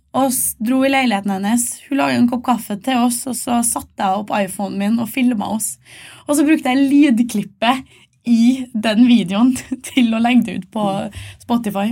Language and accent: Norwegian; Malvik, Trøndelag, Norway; fra Malvik utenfor Trondheim